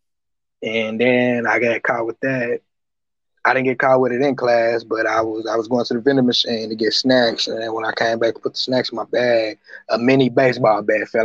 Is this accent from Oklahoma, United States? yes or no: yes; Tulsa, Oklahoma, United States; I was born in the north side of Tulsa, Oklahoma, home of the 1921 race riot. I grew up in the rough side of town.